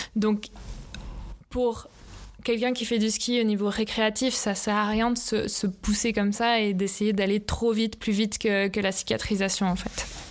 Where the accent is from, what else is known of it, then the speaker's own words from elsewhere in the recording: Lausanne, Vaud, Switzerland; also born or lived in Leukerbad; j'ai fait mes études à Loèche-les-Bains, mais j'ai grandi ici à Lausanne